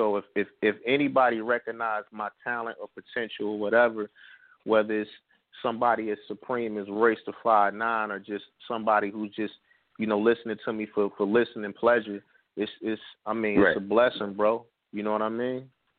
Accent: Michigan, United States; growing up in Michigan

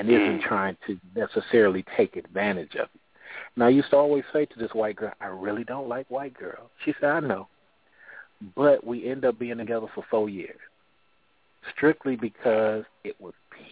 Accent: California, United States; I'm from Cali.

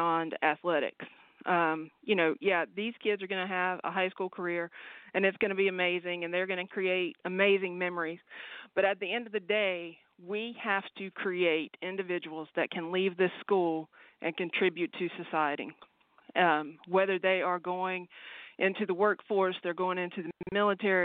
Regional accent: Mount Airy, North Carolina, United States; moved away as an adult; also born or lived in Iceland / Virginia / Tennessee / Georgia; now in Moncks Corner, United States; I actually born and raised in Mount Airy, North Carolina

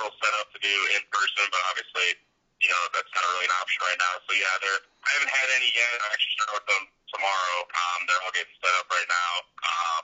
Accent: South Bend, Indiana, United States; be back in my home state

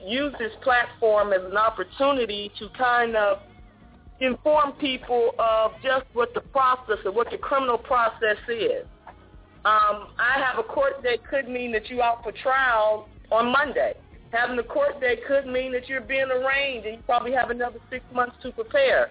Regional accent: Ohio, United States; now in Georgia, United States; I'm originally from Ohio

